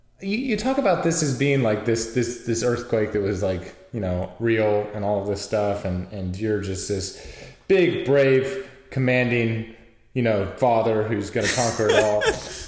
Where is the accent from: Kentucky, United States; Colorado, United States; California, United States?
California, United States; Northern; I grew up in Northern California